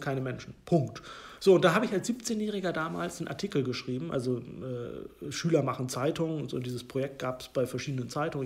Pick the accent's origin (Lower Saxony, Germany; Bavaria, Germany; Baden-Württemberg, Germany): Lower Saxony, Germany; Hollern-Twielenfleth; Ich bin in einem Dorf in Norddeutschland groß geworden